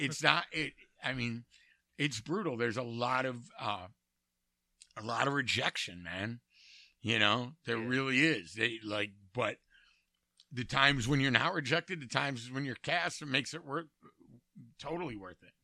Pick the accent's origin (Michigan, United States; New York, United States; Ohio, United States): Michigan, United States; Detroit; I grew up in, De- in, in Detroit